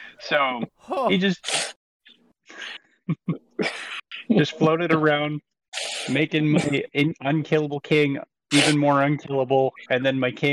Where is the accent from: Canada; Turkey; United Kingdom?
Canada; I'm Canadian